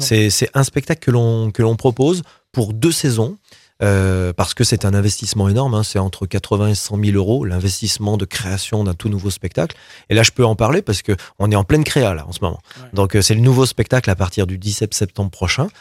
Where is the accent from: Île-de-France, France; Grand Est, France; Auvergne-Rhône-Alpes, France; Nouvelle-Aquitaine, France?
Auvergne-Rhône-Alpes, France; Roanne; je suis rouennais, je suis né à Rouen